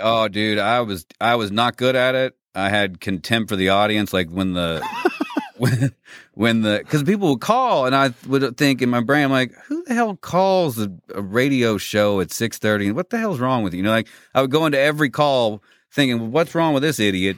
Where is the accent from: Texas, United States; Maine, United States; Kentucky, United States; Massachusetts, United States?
Kentucky, United States; Lexington; I grew up in Lexington, Kentucky, and graduated from Tate's Creek